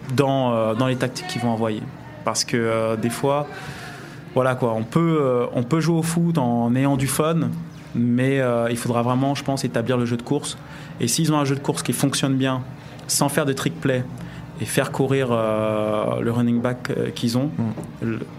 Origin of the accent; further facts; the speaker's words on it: France; on est français